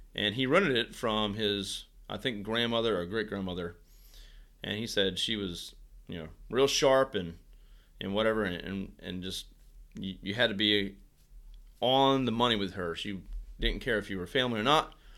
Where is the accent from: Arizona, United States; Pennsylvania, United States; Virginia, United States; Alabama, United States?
Virginia, United States; moved away as an adult; now in Virginia Beach, United States; back in my hometown. Uh, Shinkantaga in Virginia is where I'm from